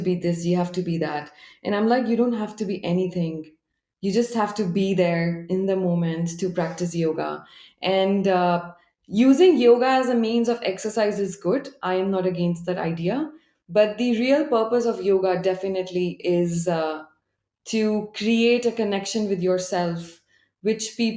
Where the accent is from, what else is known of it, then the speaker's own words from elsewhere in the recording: India; moved away as an adult; now in Japan; as an Indian